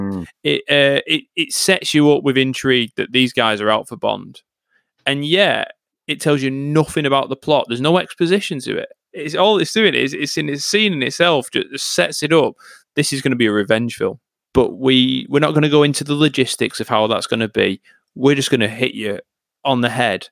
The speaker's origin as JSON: {"language": "English", "town": "Bolton", "region": "North West England", "country": "United Kingdom", "tie": "born or raised there", "said": "my hometown"}